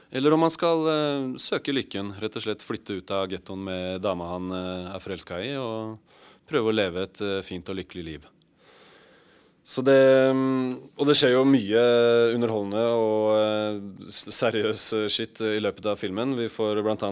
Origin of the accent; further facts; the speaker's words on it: Oslo, Norway; på Ellingsrud, der hvor vi var fra.